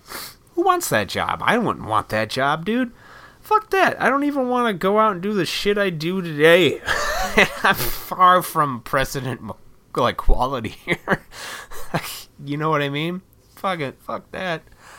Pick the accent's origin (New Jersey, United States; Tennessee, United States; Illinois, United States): Illinois, United States; Montgomery; I grew up in Montgomery, Illinois, and right next to that is Oswego. And Oswego was a little farm town.